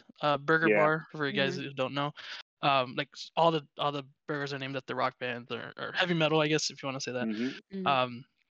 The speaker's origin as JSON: {"language": "English", "town": "Chicago", "region": "Illinois", "country": "United States", "said": "I'm from Chicago, Midwest as well"}